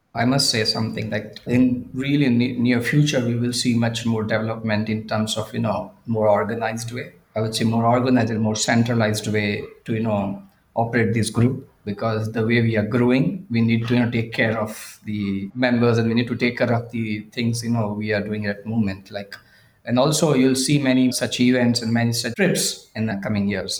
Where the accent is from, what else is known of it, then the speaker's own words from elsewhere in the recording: India; I'm from India